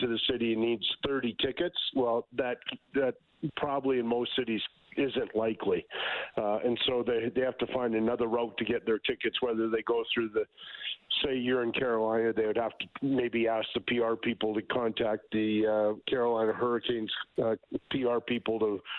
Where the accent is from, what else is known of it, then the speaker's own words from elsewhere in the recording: Edmonton, Alberta, Canada; I'm from Edmonton